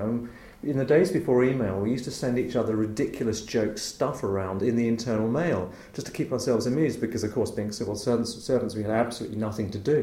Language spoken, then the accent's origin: English; Chislehurst, London, United Kingdom; was brought up mostly in Chislehurst in Kent